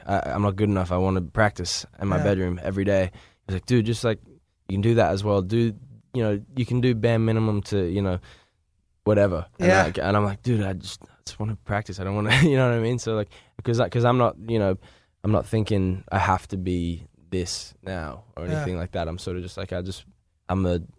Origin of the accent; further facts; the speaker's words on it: Australia; now in Los Angeles, United States; Yes, I am from Australia.